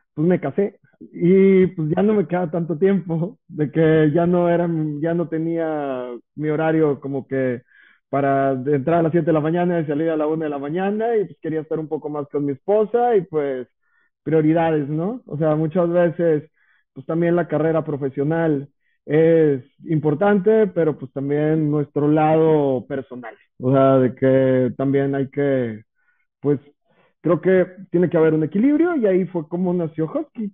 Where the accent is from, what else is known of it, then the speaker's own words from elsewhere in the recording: Santiago, Nuevo León, Mexico; yo soy originario de Villa de Santiago